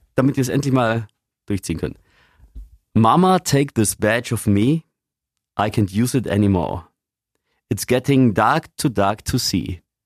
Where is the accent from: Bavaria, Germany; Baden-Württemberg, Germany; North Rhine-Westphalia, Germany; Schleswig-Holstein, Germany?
Bavaria, Germany; Lower; now in Augsburg, Germany; Ich komme aus Niederbayern, da bist du grundsätzlich katholisch